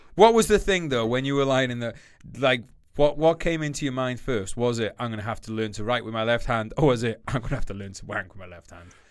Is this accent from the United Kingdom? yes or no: yes; United Kingdom; We're Brit, we're Great Britain.